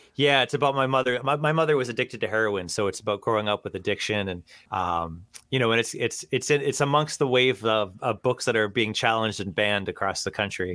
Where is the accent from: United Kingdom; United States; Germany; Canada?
United States; just outside of Boston, Massachusetts; accent: wicked thick accent; I grew up just outside of Boston. You know, wicked thick accent where we drop a Oz